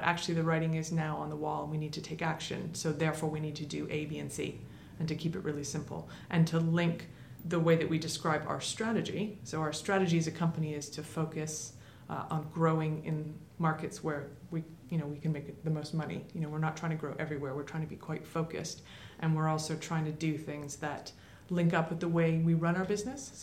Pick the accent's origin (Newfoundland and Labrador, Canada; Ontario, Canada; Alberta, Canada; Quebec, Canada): Ontario, Canada; Toronto; moved away; my childhood growing up in Toronto in Canada.